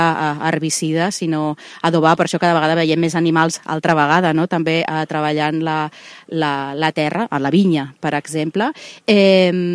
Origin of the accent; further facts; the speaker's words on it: Reus, Catalonia, Spain; jo sóc una reusenca molt enamorada de Tarragona